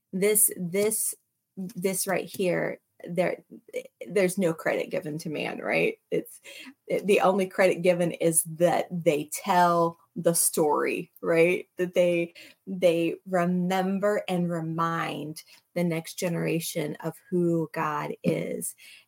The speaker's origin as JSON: {"language": "English", "country": "United States", "said": "when you're American"}